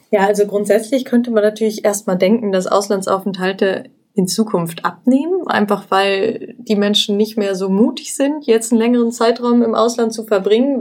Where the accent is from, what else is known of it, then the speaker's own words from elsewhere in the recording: Cologne area, North Rhine-Westphalia, Germany; Ich komme nämlich auch aus der Gegend